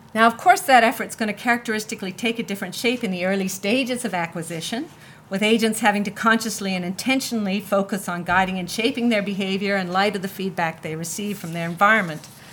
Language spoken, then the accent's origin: English; Canada; I'm from Canada